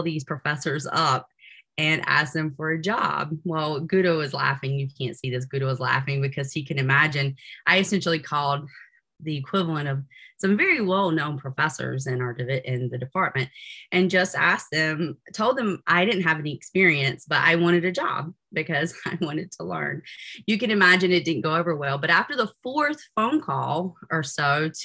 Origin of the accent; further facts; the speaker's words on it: Williamston, North Carolina, United States; moved away as an adult; also born or lived in Greenville, North Carolina; now in Utah, United States; I am originally from Eastern North Carolina, which is an itty bitty place. Williamson is a pretty small place, a village, so to speak, near the coast of North Carolina